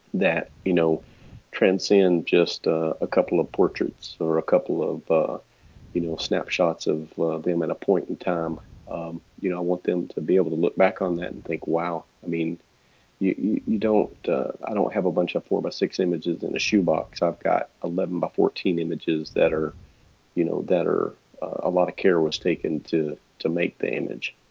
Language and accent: English; Texas, United States; accent: Texas; my my Texas accent